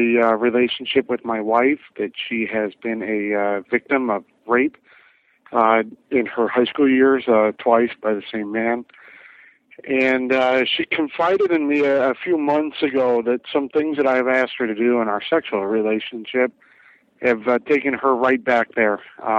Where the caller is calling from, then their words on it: Las Vegas, Nevada, United States; I'm calling you from Las Vegas. I'm 34 years old and married.